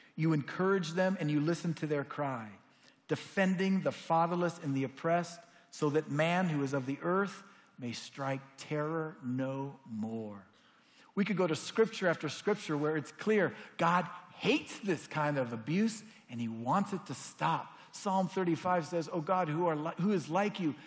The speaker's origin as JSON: {"language": "English", "country": "United States", "said": "as an American Christian"}